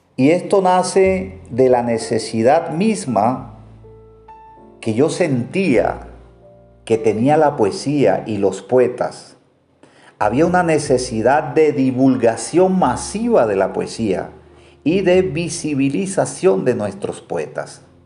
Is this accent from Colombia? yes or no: yes; Colombia; aquí en mi país, en Colombia.